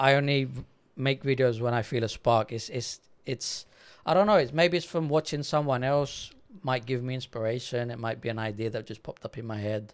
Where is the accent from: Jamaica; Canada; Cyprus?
Cyprus; Paralimni; accent: English; also born or lived in London, England / Netherlands; I was eight years old, we moved from London to Cyprus